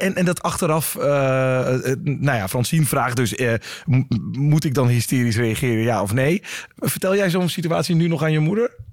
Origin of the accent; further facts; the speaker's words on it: eastern Netherlands, Netherlands; ik kom uit het oosten van Nederland